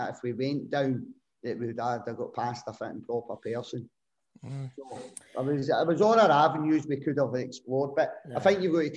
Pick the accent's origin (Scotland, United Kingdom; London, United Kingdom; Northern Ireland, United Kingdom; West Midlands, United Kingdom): Scotland, United Kingdom; Glasgow; I was brought up a Rangers fan. I'm from Govan originally